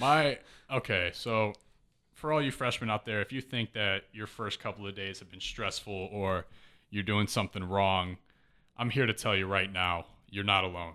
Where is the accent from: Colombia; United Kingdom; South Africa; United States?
United States; Missouri, then Chicago suburbs, Illinois; also born or lived in Kansas City, Missouri; born in Kansas City